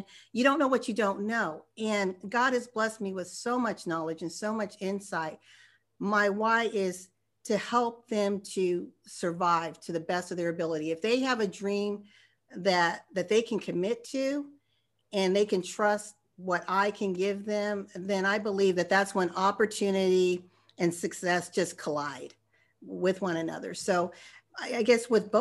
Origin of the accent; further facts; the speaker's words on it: Arizona, United States; I'm from Arizona